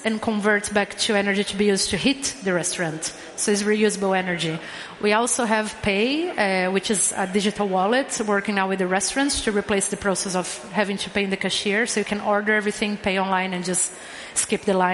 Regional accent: Brazil; now in Malmö, Sweden; I'm from Brazil, and I was the first person hired at Ming who didn't speak Swedish.

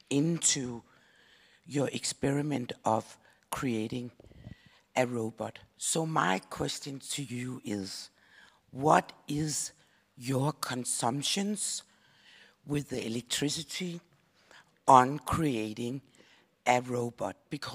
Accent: Denmark; I'm from Denmark. I come from a small island.

